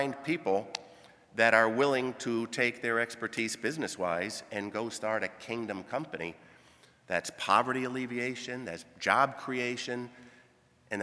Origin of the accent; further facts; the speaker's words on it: Grand Rapids or Kalamazoo, Michigan, United States; moved away as an adult; also born or lived in Sudan / Kenya; Born in Grand Rapids, born in Kalamazoo